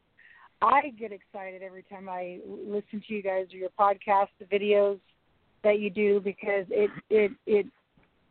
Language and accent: English; California, United States; now in Alaska, United States; I was born and raised in California.